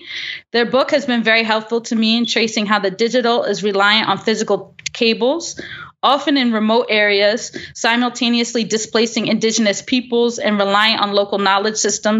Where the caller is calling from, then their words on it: New York, United States; I'm feeling very they, them these days, and I'm calling in from New York, the unceded ground of the Lenape.